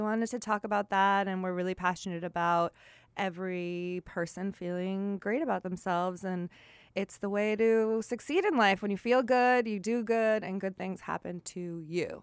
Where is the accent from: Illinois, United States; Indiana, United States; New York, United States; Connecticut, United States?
New York, United States; Long Island; when I was growing up on Long Island